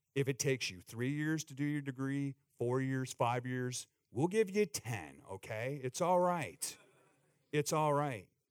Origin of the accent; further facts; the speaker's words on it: Eastern Canada, Canada; now in United States; where I grew up in the Northeast in Eastern Canada along the rivers